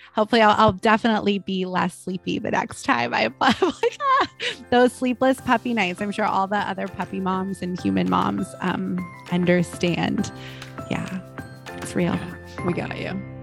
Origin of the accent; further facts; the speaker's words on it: Malibu, California, United States; I'm from Malibu